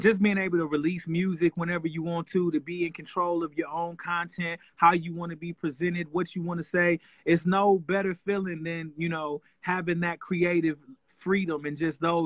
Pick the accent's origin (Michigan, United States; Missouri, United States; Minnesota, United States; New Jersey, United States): Michigan, United States; Flint; I'm from Flint, Michigan.